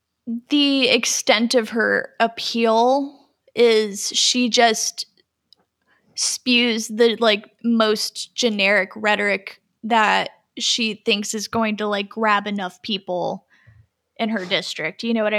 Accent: North Carolina, United States; she knows what she's talking about because we're from North Carolina, so we know exactly what that looks like.

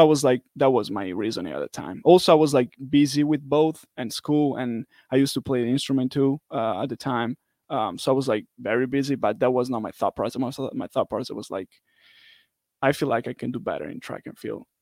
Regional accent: Italy; moved away as an adult; now in United States; I'm from Italy

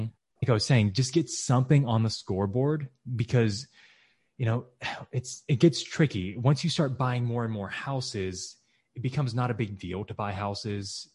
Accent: Texas, United States; moved away as an adult; also born or lived in Michigan; Texas, my home state

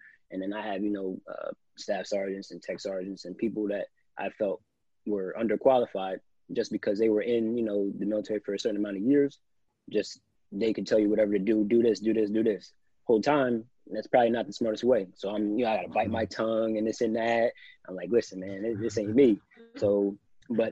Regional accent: New Jersey, United States; moved away; I'm just a kid from Lake Valley. I'm a kid from South Jersey

